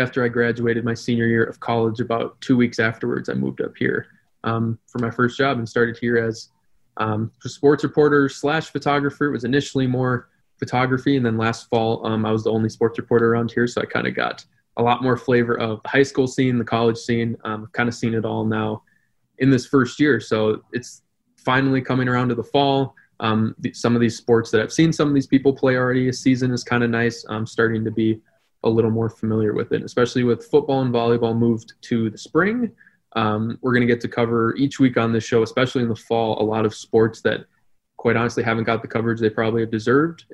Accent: New Hope, Minnesota, United States; also born or lived in River Falls, Wisconsin; now in St. Cloud, United States; I was from New Hope, Minnesota. It's the town that borders Crystal. Brian and I actually went to the same elementary school

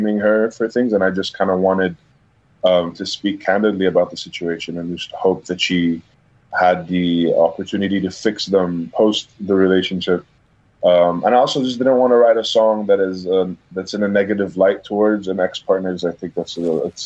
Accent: Dubai, United Arab Emirates; also born or lived in Abu Dhabi; I was born in Abu Dhabi, actually. I moved to Dubai when I was around like 3 years old

